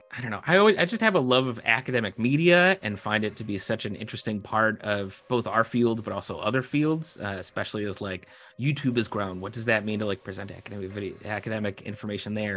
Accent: Naperville, Illinois, United States; moved away as an adult; now in Bowling Green, United States; I'm from Naperville, Illinois

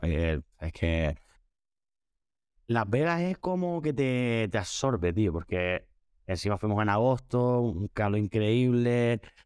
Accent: Spain; soy el primer español que canta en directo en Tomorrowland

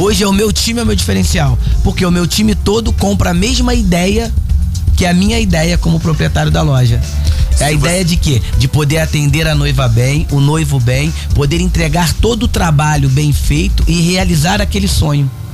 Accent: Guapimirim, Rio de Janeiro, Brazil; É, eu sou de Guapimirim. Sou de Guapimirim, nascido e criado em Guapimirim

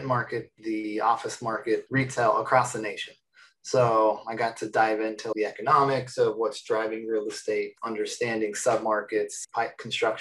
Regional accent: Phoenix, Arizona, United States; I was born in Phoenix, Arizona

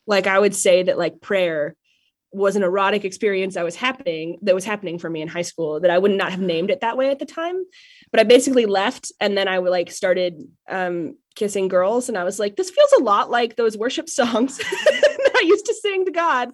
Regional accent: Ogallala, Nebraska, United States; moved away; I grew up in Oglala, Nebraska, which is a town of about five thousand on the western border of coastal Colorado

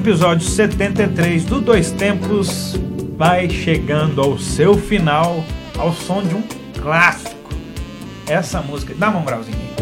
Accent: Passa Tempo, Minas Gerais, Brazil; moved away; no projeto Estações Música na Praça, que é um projeto desenvolvido lá na minha cidade em Passatempo

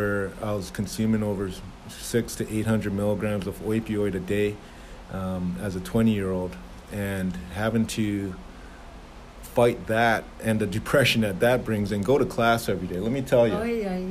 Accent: Toronto, Ontario, Canada; moved away; also born or lived in Jamaica / Toledo, Ohio; I'm Jamaican born, raised in Toronto, Canada

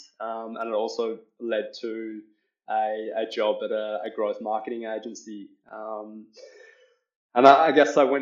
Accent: Australia; I'm Australian.

